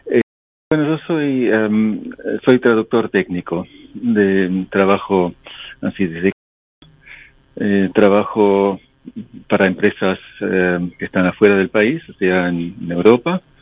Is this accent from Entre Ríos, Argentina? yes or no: no; Buenos Aires, Argentina; first language English; Spanish is a second language; moved away; also born or lived in Germany; inglés es mi lengua materna. A, a, pesar de que soy porteño, este, mi, idioma es el inglés y, bueno, después viví muchos años en Alemania.